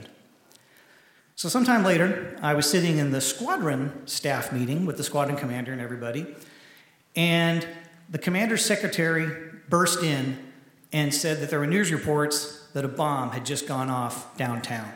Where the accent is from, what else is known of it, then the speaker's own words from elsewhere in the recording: Springfield, Missouri, United States; moved away as an adult; also born or lived in Kansas / Oklahoma City, Oklahoma; I was born in Springfield, Missouri